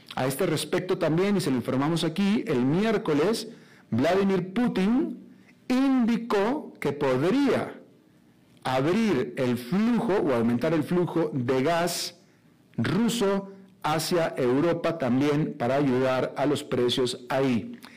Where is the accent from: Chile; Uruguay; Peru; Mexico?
Mexico; now in Costa Rica; yo soy mexicano